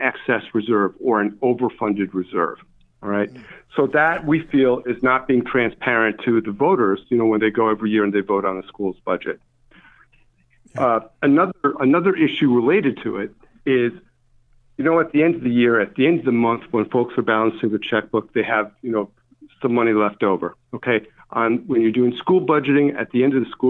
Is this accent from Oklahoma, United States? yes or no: no; Albany, New York, United States; I'm from Albany. Grew up in Albany, went to school. I didn't move very far.